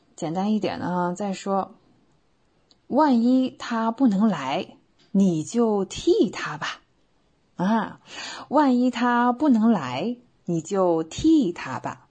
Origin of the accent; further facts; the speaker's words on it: China; 我们中国人